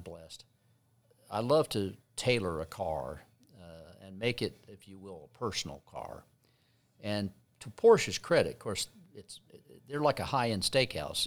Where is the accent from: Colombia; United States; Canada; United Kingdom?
United States; Midwest; I grew up in the Midwest